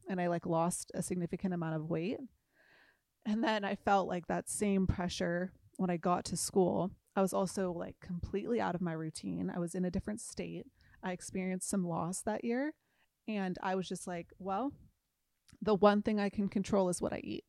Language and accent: English; Newport Beach, California, United States; I grew up in Newport Beach